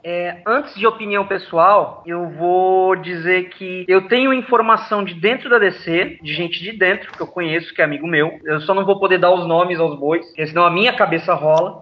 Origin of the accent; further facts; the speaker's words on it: Santos, São Paulo, Brazil; eu sou de Santos, no litoral de São Paulo